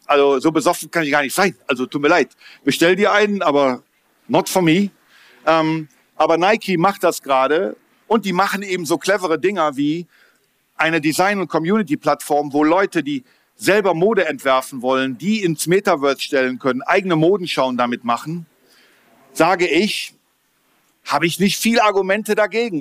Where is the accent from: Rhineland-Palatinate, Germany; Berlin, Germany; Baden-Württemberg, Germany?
Berlin, Germany; ich komme aus Berlin